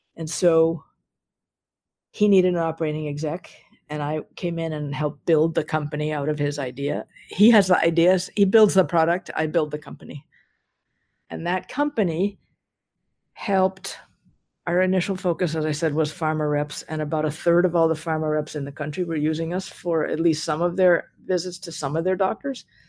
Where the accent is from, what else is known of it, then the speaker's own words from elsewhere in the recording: Newton, Massachusetts, United States; I grew up in Newton